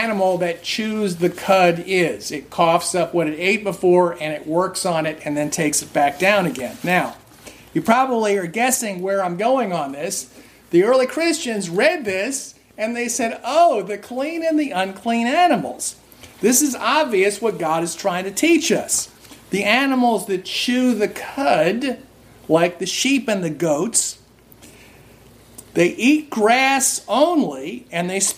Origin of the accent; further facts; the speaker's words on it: New Jersey, United States; I grew up in New Jersey. Lots of Jewish people around here don't eat pork